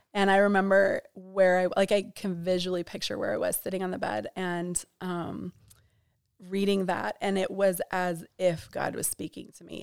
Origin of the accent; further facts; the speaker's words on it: Bozeman, Montana, United States; I grew up in Bozeman, Montana, about ninety minutes north of West Yellowstone